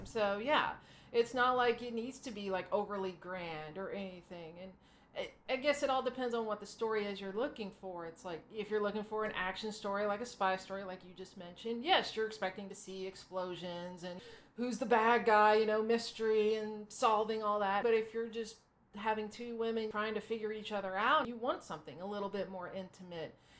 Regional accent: Arkansas, United States; I grew up in Arkansas, which is about as southern as you can get in the United States

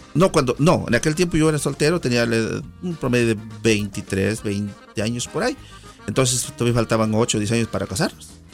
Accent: San Simón Almolongas, Oaxaca, Mexico; now in United States; Yo soy originario del estado de Oaxaca, en particular mi pueblito, como dicen allá, se llama ah, San Simón Almolongas, perteneciente al distrito de Miahuatlán

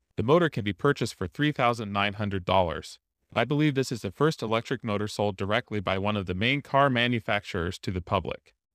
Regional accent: Tennessee, United States; here in my home state

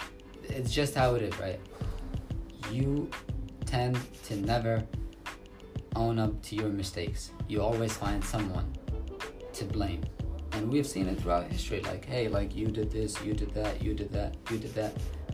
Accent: New York, United States; the first thing I get when I tell them I'm from New York, right?

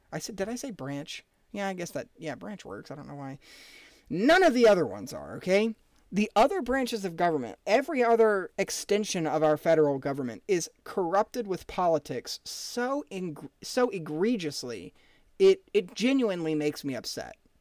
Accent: United States; American average citizens

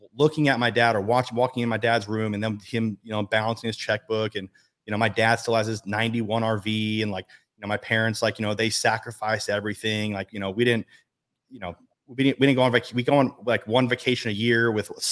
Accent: Las Vegas, Nevada, United States; I'm born and raised in Las Vegas

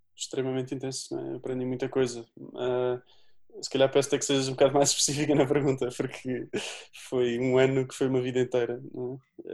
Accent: Azambuja, Lisbon, Portugal; sou da Zambuja

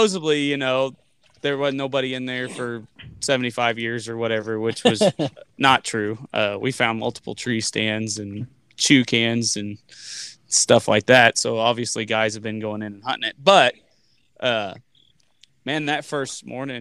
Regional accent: Lebanon, Missouri, United States; I'm from Lebanon too

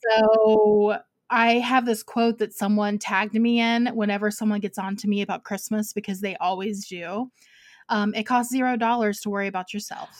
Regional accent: Ohio, United States; now in Georgia, United States; I grew up in Ohio, so, like, I know snow

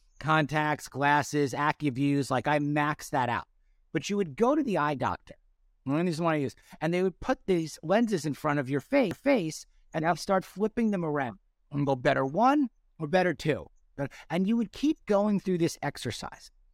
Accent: North Shore of Long Island, New York, United States; I grew up on the North Shore of Long Island.

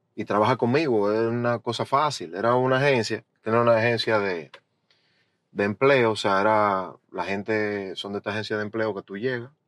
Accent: Bonao, Monseñor Nouel, Dominican Republic; also born or lived in Santo Domingo, Dominican Republic / Boston, United States; now in United States; yo soy de Bonao del pueblito de Bonao, del, mismo, del mismo centro de Bonao

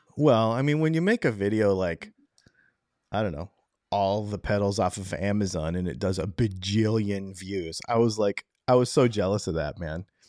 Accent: Michigan, United States; moved away; also born or lived in New York; I'm actually from, um, Michigan

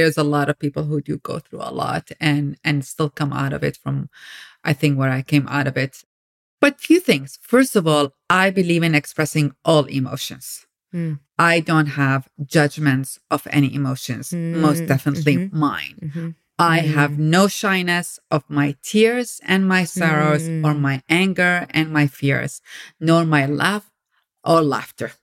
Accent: Iraq; moved away as an adult; now in United States; I grew up in Iraq. I came to America when I was 19 years

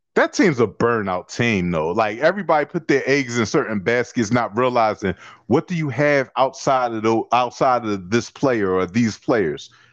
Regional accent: Philadelphia, Pennsylvania, United States; as a young kid growing up in Philadelphia playing basketball

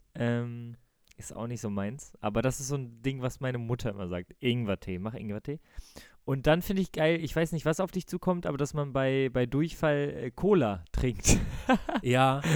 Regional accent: Bremen, Germany; ich bin in Bremen geboren und war Werder-Fan und habe immer ähm, mit meinem Vater zusammen die Werder-Spiele geguckt

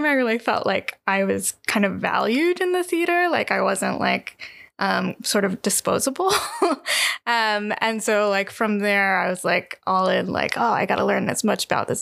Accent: Pittsburgh, Pennsylvania, United States; living in my hometown of Pittsburgh

